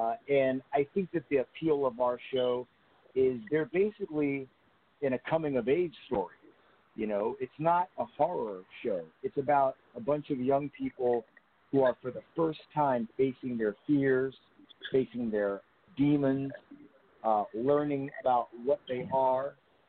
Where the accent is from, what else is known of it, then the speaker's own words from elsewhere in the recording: New Jersey, United States; also born or lived in New York; because I grew up in New Jersey, and I lived in New York for 16 years